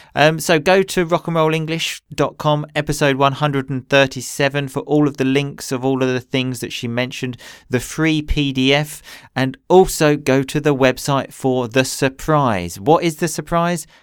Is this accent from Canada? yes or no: no; England, United Kingdom; I grew up in England